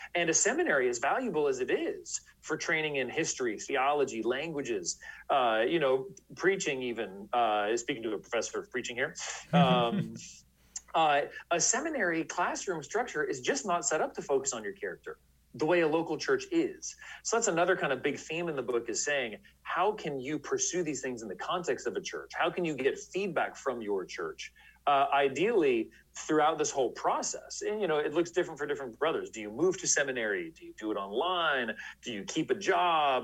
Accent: San Francisco Bay Area, California, United States; now in Washington, D.C., United States; I grew up in the San Francisco Bay Area in California.

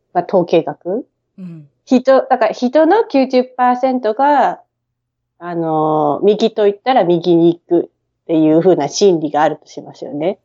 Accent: Tokyo, Japan; moved away as an adult; now in Brisbane, Australia; 品川の、はい、品、大井町っていう品川の次の駅でずっと育ってます

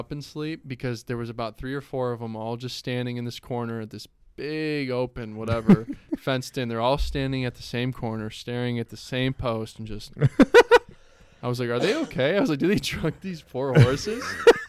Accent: Strongsville, Ohio, United States; I'm from Strongsville, Ohio, sir.

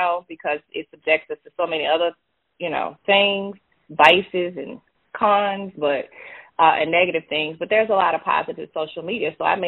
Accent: Baton Rouge, Louisiana, United States; accent: Louisiana; born and raised in Baton Rouge, Louisiana

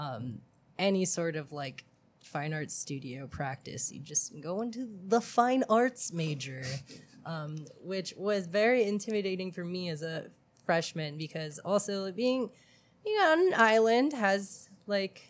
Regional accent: Oahu, Hawaii, United States; moved away as an adult; also born or lived in Manhattan, Kansas; now in New York, United States; my mom moved me and my family to Oahu, Hawaii when I was 10

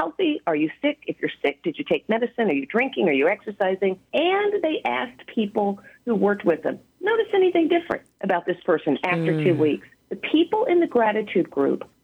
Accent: the South, United States; I'm from the South

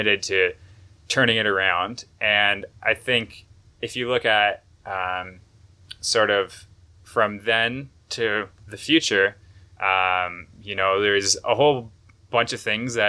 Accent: Toronto, Ontario, Canada; I grew up in Toronto

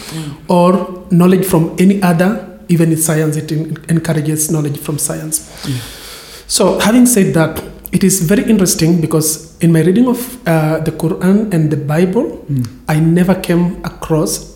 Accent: Western Kenya, Kenya; now in Coast, Kenya; I come from Western Kenya

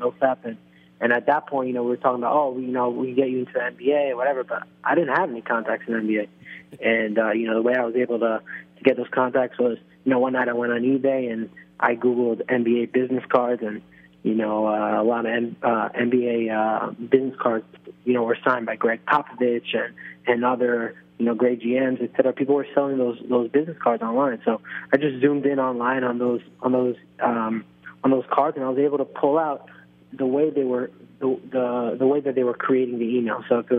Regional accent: Israel; I was following like some college basketball players on Facebook of my hometown team in Israel.

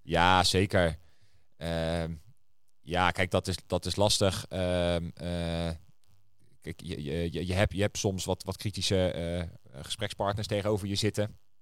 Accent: Netherlands; we zijn, eh, als, als Nederlanders wat dat betreft best wel een vrijgevig volk

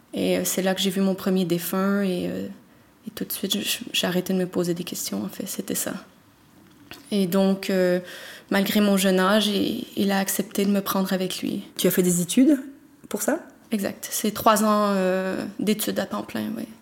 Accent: Montreal, Quebec, Canada; now in Belgium; j'ai trente-trois ans, je viens de Montréal et je suis thanatopractrice

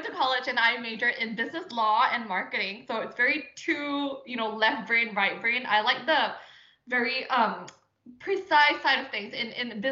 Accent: Singapore; moved away as an adult; I was born and raised in Singapore.

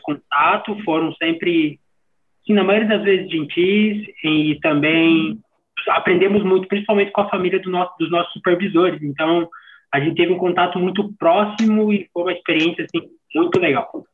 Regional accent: Santa Catarina, Brazil; sou aqui de Santa Catarina Sul

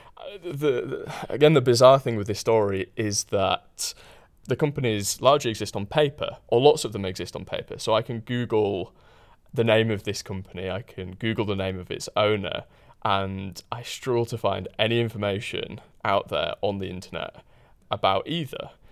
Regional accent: Huddersfield, Yorkshire and the Humber, United Kingdom; born or raised there

